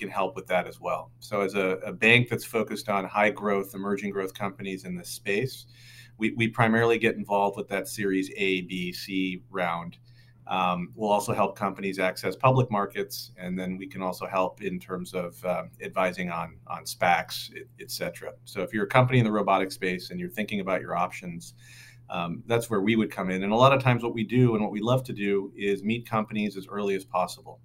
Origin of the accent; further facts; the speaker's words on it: Pacific Northwest, United States; moved away as an adult; also born or lived in New York City; I'm originally from the Pacific Northwest